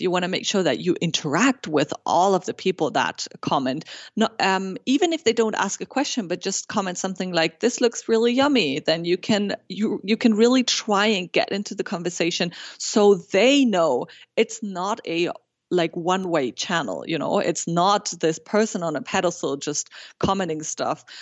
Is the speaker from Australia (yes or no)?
no; Germany; first language German and Spanish; English is a second language; now in Montreal, Canada; I was born and raised in Germany, but by a Peruvian mother, so I grew up bilingual with a German and Spanish